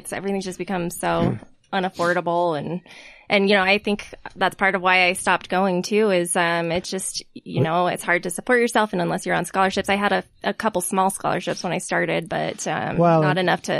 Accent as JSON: {"language": "English", "town": "South Jordan", "region": "Utah", "country": "United States", "tie": "born or raised there", "also_born_or_lived": "Salt Lake City", "said": "I grew up out in South Jordan. I went to Bingham High School."}